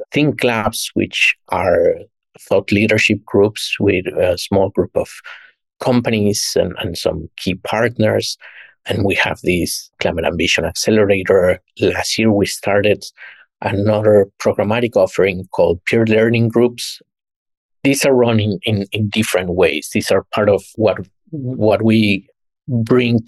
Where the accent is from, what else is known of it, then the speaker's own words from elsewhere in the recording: Mexico; moved away as an adult; also born or lived in New York; went back home, my home country in Mexico